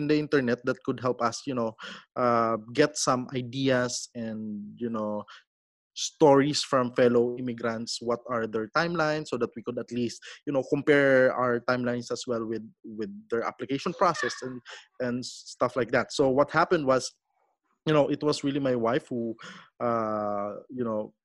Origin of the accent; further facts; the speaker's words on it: Sibuyan Island, Romblon, Mimaropa, Philippines; moved away as an adult; also born or lived in Manila / Cebu; now in Canada; I grew up in a small island in Romblon. It's Sibuyan Island. But I was born in Manila